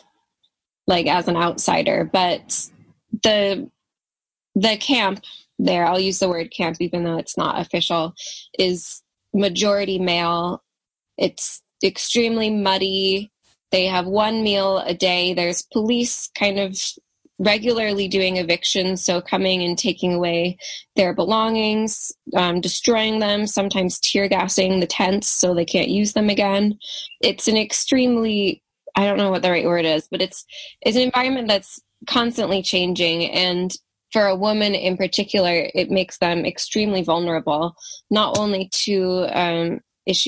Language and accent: English; United States; I'm American